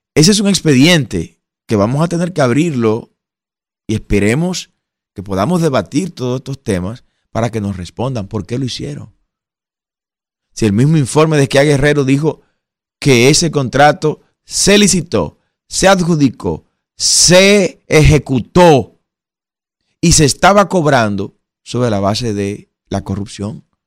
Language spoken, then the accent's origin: Spanish; Dominican Republic; Usted y yo como dominicanos